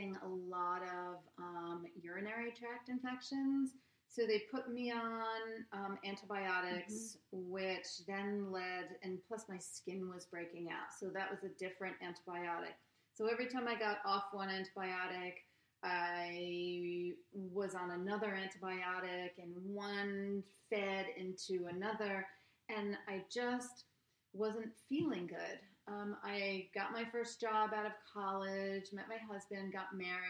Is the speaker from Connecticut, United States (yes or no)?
yes; Norwalk, Connecticut, United States; I grew up in Norwalk